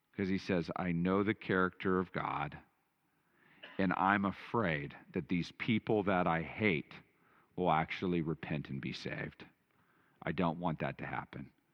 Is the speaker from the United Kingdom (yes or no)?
no; Texas, United States; I grew up in Texas